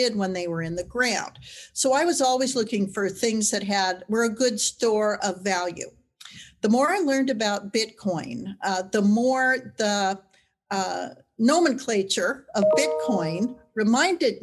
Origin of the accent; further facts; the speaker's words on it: Wyoming, United States; I'm a ranch girl from Wyoming. I was born near Cheyenne and ranch there to this day